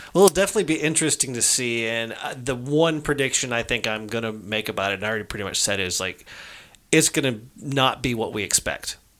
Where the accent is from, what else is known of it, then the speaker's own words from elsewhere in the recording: United States; I'm an American citizen